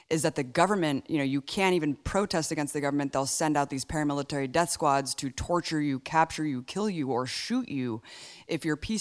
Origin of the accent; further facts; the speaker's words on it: United States; I'm an American